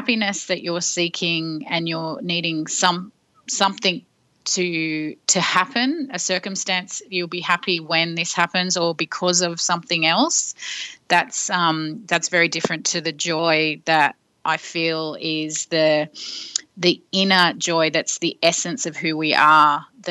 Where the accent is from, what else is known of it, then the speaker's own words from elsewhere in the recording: Sydney, New South Wales, Australia; moved away as an adult; also born or lived in London; I grew up in Sydney but moved to London and worked in a record company